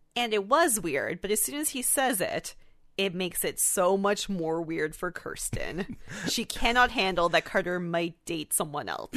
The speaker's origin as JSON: {"language": "English", "country": "Canada", "said": "we're Canadian"}